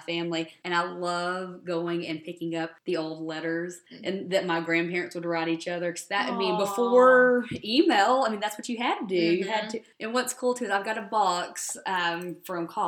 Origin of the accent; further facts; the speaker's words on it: the South, United States; I grew up in the South